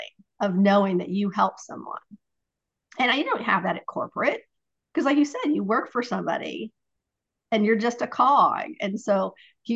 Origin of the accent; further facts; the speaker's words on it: Ohio, United States; I'm from Ohio